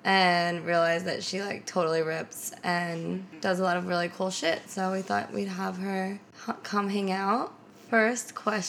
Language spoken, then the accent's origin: English; Philadelphia, Pennsylvania, United States; now in Brooklyn, United States; I'm from Philly